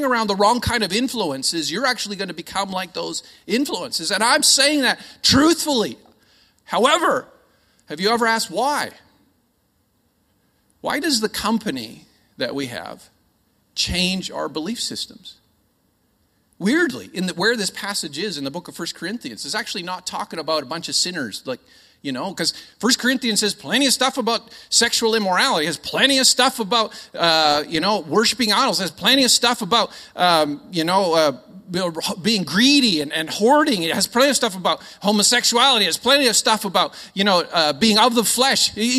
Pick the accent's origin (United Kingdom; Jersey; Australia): Australia; Now, I'm Aussie. I just sound Canadian.